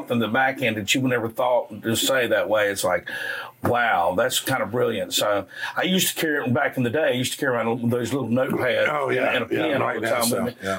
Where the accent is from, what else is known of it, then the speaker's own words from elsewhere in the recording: South Carolina, United States; I grew up in the Grand Strand area.